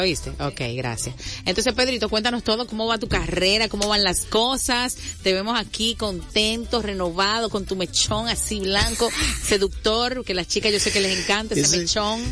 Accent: Santo Domingo Este, Distrito Nacional, Dominican Republic; yo soy de Villafaro City

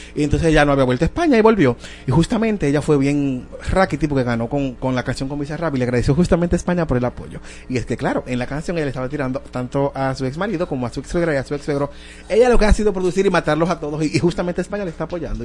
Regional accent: Dominican Republic; nosotros, de verdad, como dominicanos

